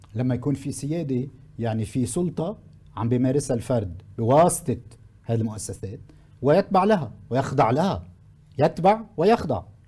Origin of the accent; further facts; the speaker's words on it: Lebanon; عندنا بلبنان